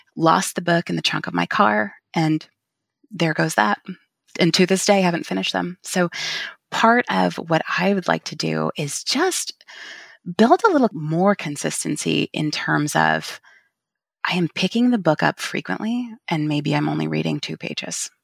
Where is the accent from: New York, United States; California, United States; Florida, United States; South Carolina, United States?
California, United States; also born or lived in Portland / Texas; now in Vancouver, Washington, United States; I'm originally from California